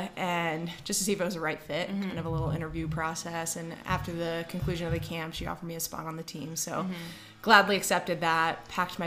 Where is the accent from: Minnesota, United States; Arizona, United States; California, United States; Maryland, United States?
Maryland, United States; Annapolis; now in Denver, United States; I'm from Annapolis, Maryland. Many, many people play lacrosse and know that as the capital of the lacrosse world, Annapolis, Baltimore. So grew up with a stick in my hand